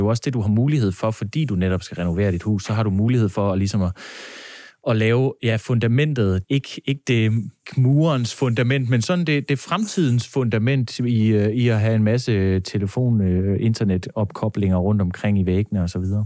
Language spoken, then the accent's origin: Danish; Funen, Southern Denmark, Denmark; jeg er godt nok Fynbo